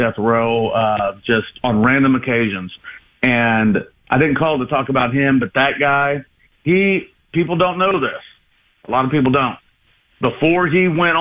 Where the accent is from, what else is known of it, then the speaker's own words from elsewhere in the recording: Georgia, United States; now in Illinois, United States; I'm originally from Georgia